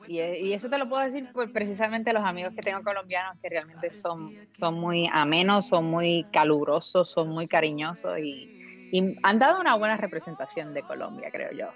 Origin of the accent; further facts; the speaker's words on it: Puerto Rico; yo soy una boricua de pura cepa, así que soy de la isla del encanto, ah, de Puerto Rico